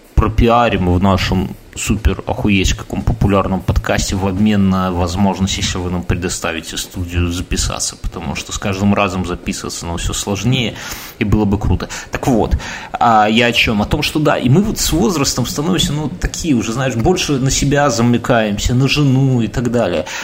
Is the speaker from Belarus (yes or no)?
yes; Belarus; я белорус